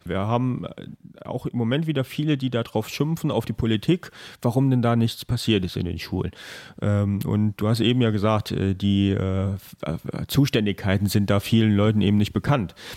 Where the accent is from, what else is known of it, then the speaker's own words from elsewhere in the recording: Rhineland-Palatinate, Germany; bei uns in Rheinland-Pfalz